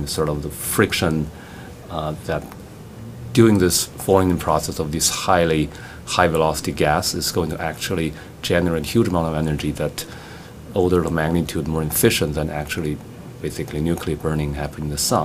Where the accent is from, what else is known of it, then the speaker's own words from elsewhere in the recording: Beijing, China; moved away as an adult; also born or lived in Princeton; now in United States; I grew up as an amateur astronomer in my hometown in Beijing, China.